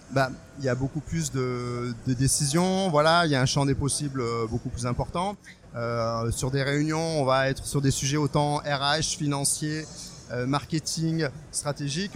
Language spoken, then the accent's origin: French; Strasbourg, Grand Est, France; moved away as an adult; now in Bordeaux, France; moi, je suis alsacien. Je venais de Strasbourg